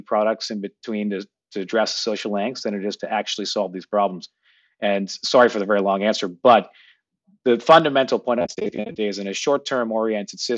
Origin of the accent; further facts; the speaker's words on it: Toronto, Ontario, Canada; moved away as an adult; also born or lived in United States; now in New York, United States; I grew up in Toronto, went to university in the U.S. and then spent most of my working career here